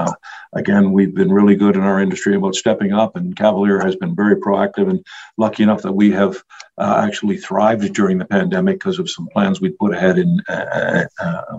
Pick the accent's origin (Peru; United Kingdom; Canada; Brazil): Canada; I'm a Canadian shipping into the U.S.